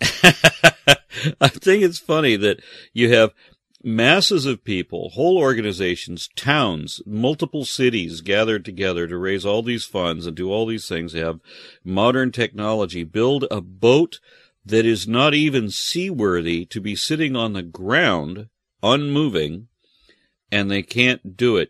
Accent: Texas, United States; I am, you know, Texan and American

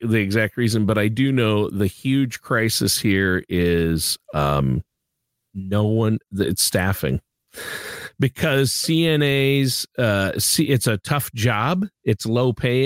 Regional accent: Minnesota, United States; my home state of Minnesota

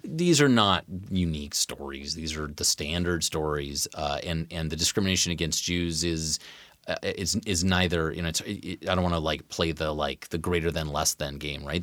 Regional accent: Tacoma, Washington, United States; I grew up in the North End of Tacoma

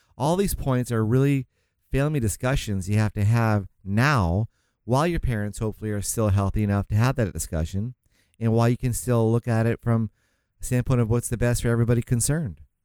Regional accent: St. Augustine, Florida, United States; now in California, United States; I'm from Saint Augustine, Florida

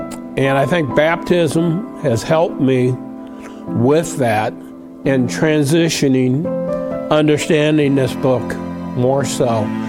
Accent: Omaha, Nebraska, United States; accent: Yankee; moved away; also born or lived in Albany, Georgia / Montgomery, Alabama; I'm originally from Omaha, Nebraska, but my dad was in the cattle business, and we moved down south, and south being, first of all, Albany, Georgia, and then eventually Montgomery, Alabama, when I was 15.

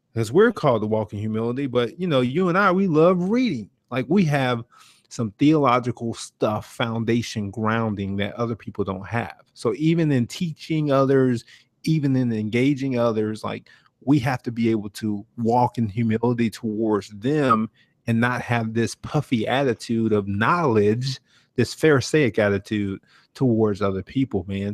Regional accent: Brunswick, Georgia, United States; I'm from Brunswick, Georgia

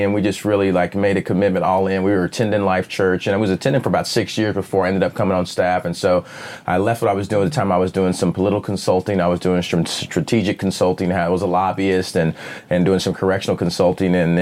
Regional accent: Claremore, Oklahoma, United States; I currently live in Oklahoma City. I grew up in Claremore, which is right outside of Tulsa.

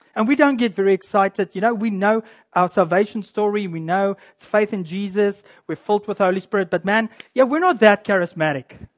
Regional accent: South Africa; now in Canada; I'm a Canadian, by the way. I do come from South Africa, but I, I'm a Canadian now.

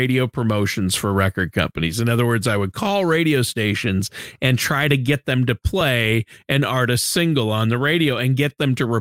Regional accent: Minnesota, United States; moved away; I grew up in Minnesota

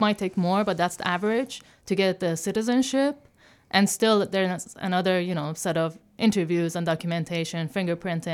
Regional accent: Tehran, Tehran Province, Iran; moved away as an adult; also born or lived in Dubai / Australia; now in Chicago, United States; I was born and raised in Tehran, in Iran, and had an amazing childhood

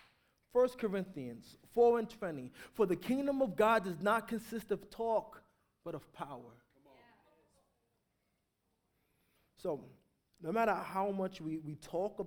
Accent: New York, United States; I grew up in New York, so it was like a war zone

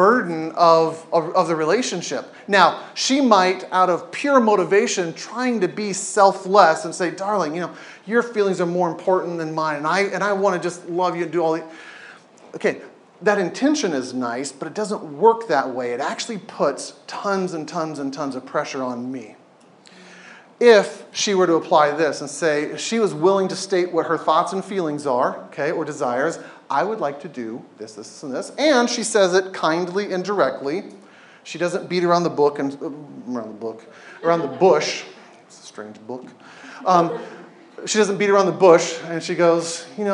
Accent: Southern California, United States; now in Oregon, United States; I grew up in Southern California

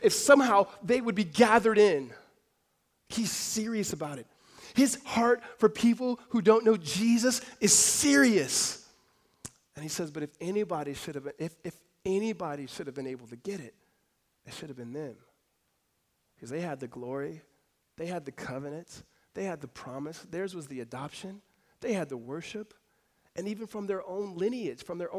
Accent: California, United States; moved away; also born or lived in Arizona; we grew up together back in California

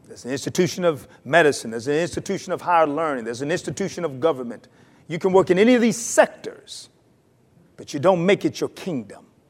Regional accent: North Carolina, United States; moved away; I'm from North Carolina

